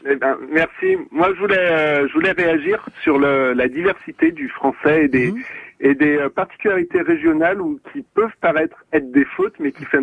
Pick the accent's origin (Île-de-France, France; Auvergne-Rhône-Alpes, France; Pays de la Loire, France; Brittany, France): Auvergne-Rhône-Alpes, France; Saint-Étienne; moved away as an adult; now in Pyrénées-Orientales, France; moi, je suis originaire de Saint-Étienne à la base. Alors maintenant, j'y habite plus du tout.